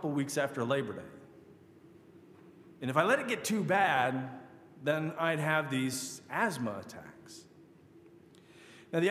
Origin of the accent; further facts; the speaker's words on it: Michigan, United States; I grew up in Michigan